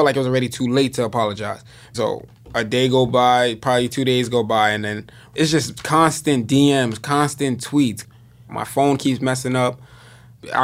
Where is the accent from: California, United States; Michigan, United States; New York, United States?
New York, United States; Yonkers; I'm from Westchester, Yonkers, New York